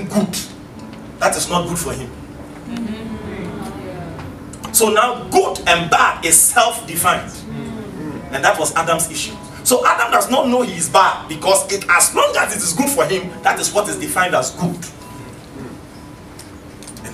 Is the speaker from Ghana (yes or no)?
yes; Ghana; I come from Ghana.